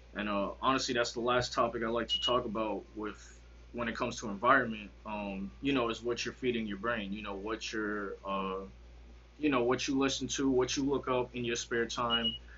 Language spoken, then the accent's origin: English; Connecticut, United States; also born or lived in Arizona; I'm from Connecticut